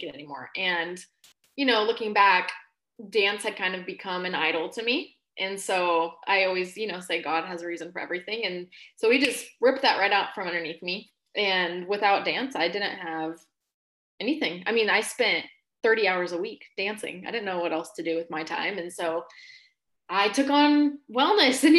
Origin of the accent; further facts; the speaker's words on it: Alaska, United States; also born or lived in Washington State; now in Washington, United States; I was born and raised in Alaska